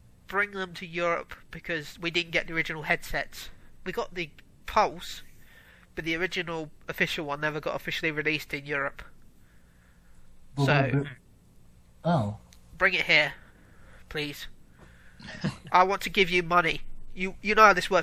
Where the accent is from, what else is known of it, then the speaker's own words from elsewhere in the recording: United Kingdom; accent: British; I'm British